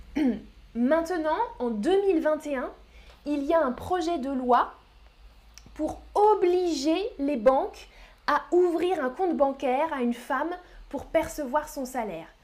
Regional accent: France; Oui, je suis française, je suis française

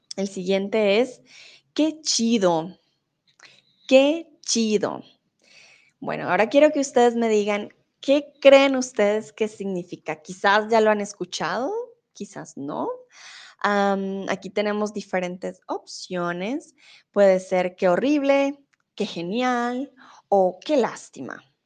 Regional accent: Colombia; first language Spanish; now in Germany; soy de Colombia, vivo en Alemania, pero ahora estoy en México.

